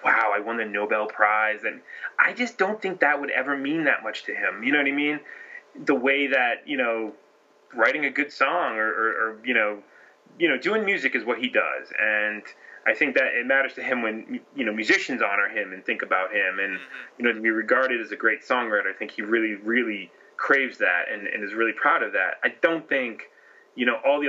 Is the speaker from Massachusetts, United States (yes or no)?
yes; Massachusetts, United States; I'm from Massachusetts